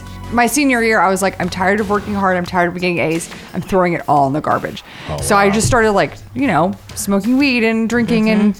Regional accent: McLean, Virginia, United States; also born or lived in Ohio / Kentucky / Houston, United States; We grew up in McLean. Then we went to Ohio, and then a year in Kentucky, and then back, and then to Houston.

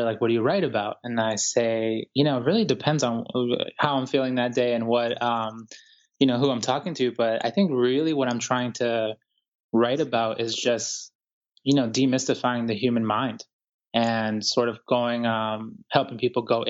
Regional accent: Boston, Massachusetts, United States; also born or lived in Guayaquil, Ecuador; now in New York City, United States; I was born in Ecuador, Guayaquil, Ecuador, to be exact. And I grew up here in the United States in Boston, and I'm currently living in New York City

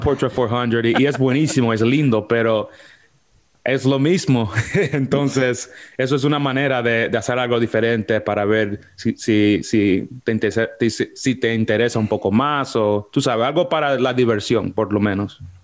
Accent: New York, United States; yo soy de los Estados Unidos, de Nueva York. Ah, eh, nací y me, y me crié en Washington Heights, en un pueblo allá en Alto Manhattan

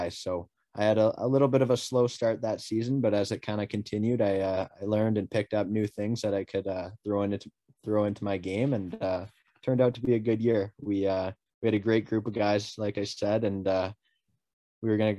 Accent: Abbotsford, British Columbia, Canada; moved away; I'm from Abbotsford, British Columbia. I played for the Abbotsford Minor Hockey Association growing up

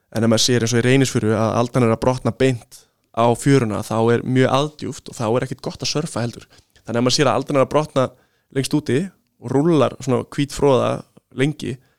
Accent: Iceland; við erum náttúrulega Íslendingar

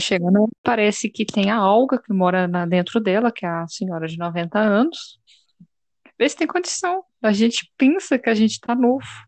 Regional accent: Belo Horizonte, Minas Gerais, Brazil; Eu sou de Belo Horizonte.

